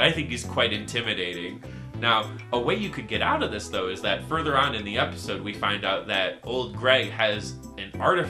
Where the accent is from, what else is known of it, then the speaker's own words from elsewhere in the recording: Michigan, United States; in my hometown in Michigan